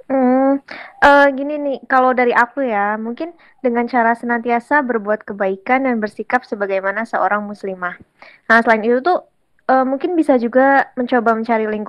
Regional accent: Kebumen, Central Java, Indonesia; Sekarang aku sedang menempuh program studi S1 Farmasi semester 3 dan aku berasal dari Kebumen.

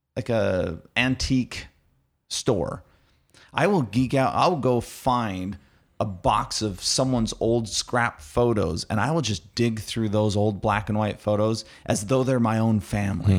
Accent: Arizona, United States; I'm from Arizona

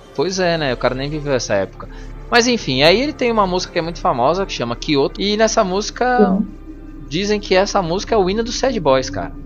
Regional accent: Brazil; a gente é brasileiro

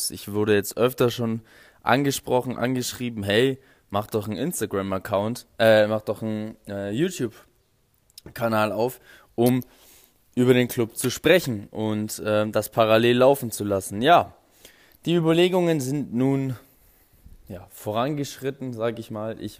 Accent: Augsburg, Bavaria, Germany; denn ich komme ja, wie gesagt, aus Augsburg, bin auch hier geboren.

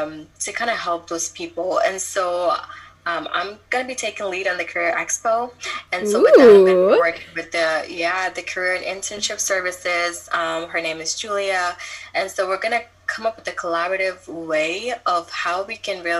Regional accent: Ghana; moved away; I came from a different, like, country. I came from Ghana.

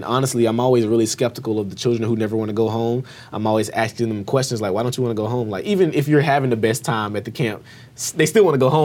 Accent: Albany, Georgia, United States; I grew up in Albany, Georgia

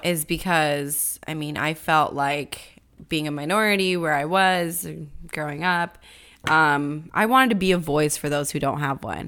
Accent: California, United States; I'm from California

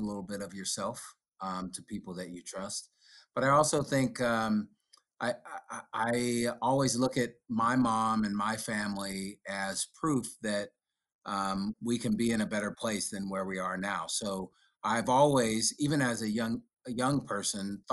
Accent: Sacramento, California, United States; I grew up in Oak Park

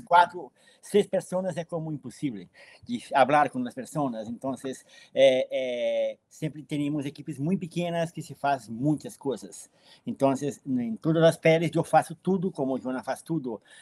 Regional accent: Brazil; Eu vivo na periferia há, há 50 anos. Nasci na periferia.

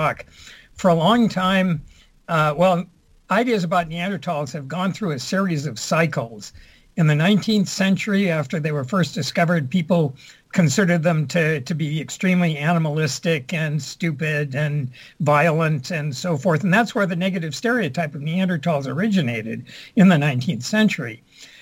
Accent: Southern California, United States; born or raised there; moved away as an adult; also born or lived in Vermont, United States / Santa Barbara, United States / Quebec, Canada; now in Montreal, Canada

